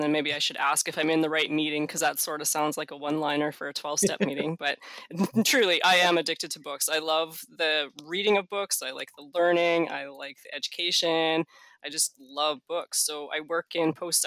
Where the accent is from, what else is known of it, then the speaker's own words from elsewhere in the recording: Canada; being Canadian